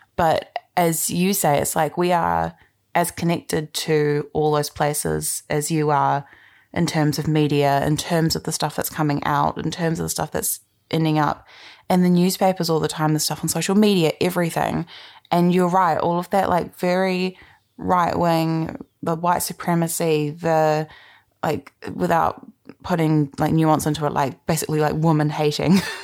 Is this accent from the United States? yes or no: no; New Zealand; as a Canadian and a New Zealander